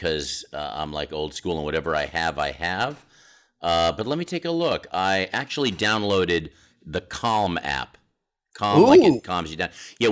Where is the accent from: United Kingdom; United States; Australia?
United States; Redondo Beach, California; also born or lived in Boston; I was born in Redondo Beach, California.